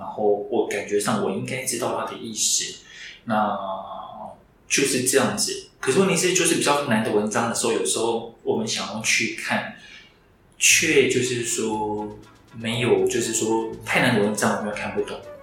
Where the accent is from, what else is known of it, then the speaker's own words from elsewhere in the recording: Taiwan; 我们台湾人其实是可以接受